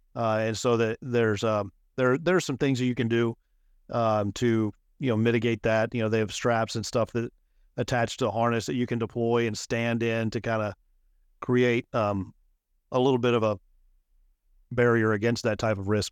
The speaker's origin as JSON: {"language": "English", "town": "Midland", "region": "Texas", "country": "United States", "tie": "born or raised there", "also_born_or_lived": "Lubbock, Texas", "moved": "as an adult", "lives_now": "Houston, United States", "said": "I was born and raised in Midland, Texas"}